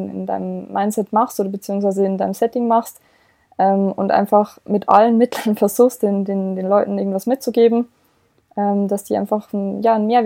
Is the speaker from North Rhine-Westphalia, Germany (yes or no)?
no; Bavaria, Germany; ich komme ja ursprünglich aus dem Bayerischen Wald, man hört es ja vielleicht auch so ein bisschen